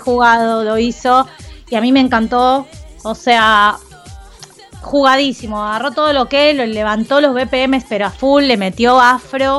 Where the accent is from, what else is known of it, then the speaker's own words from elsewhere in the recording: Argentina; somos así los argentinos